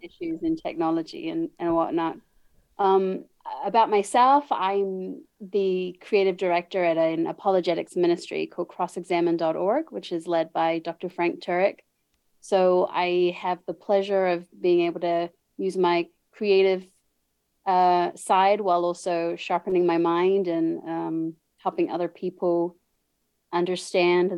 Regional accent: New Zealand; moved away as an adult; now in United States; I was born and raised in New Zealand. I now live in the USA, but I've been here for 6 years.

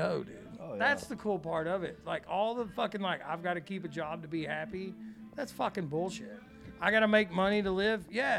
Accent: Florida, United States; You're like, bitch, I'm from Florida.

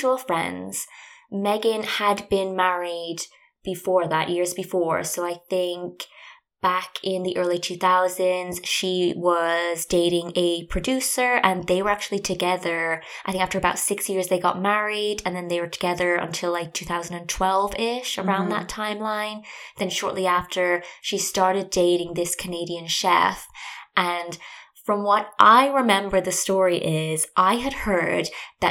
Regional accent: Ireland; I'm from Ireland and I grew up there

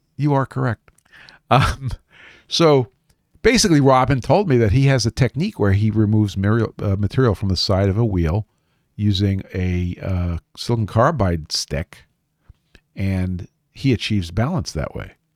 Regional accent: New York City, New York, United States; building products in Brooklyn, New York, my hometown

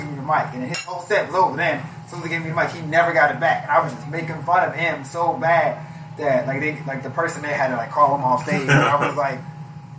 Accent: Maryland, United States; I'm from Maryland, and we grew up, like, roasting each other

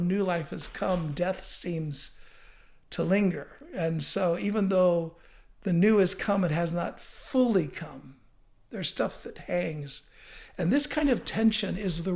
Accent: United States; I'm an American

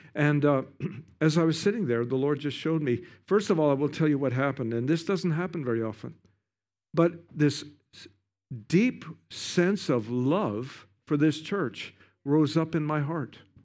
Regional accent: Canada; I'm from Canada. We have the best ski hills in the world

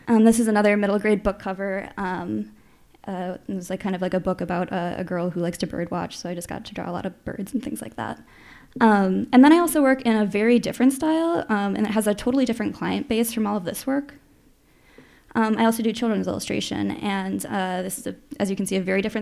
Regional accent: Chicago, Illinois, United States; moved away as an adult; now in Minneapolis, United States; I grew up in Chicago, and I've lived in Minnesota since 2008

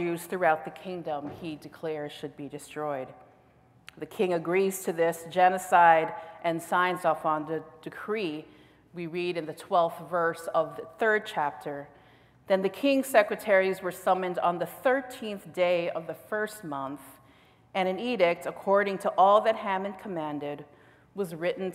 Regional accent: United States; as an American within the context of this nation

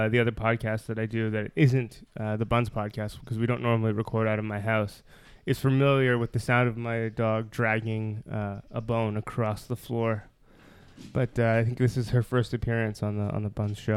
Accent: Toronto, Ontario, Canada; also born or lived in Ottawa / Japan; Grew up in Toronto.

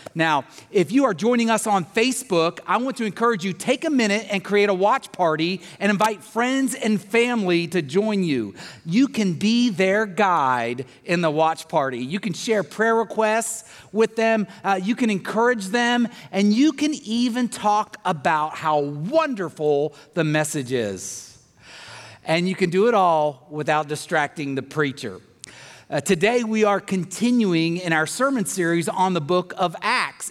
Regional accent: the South, United States; growing up in the South

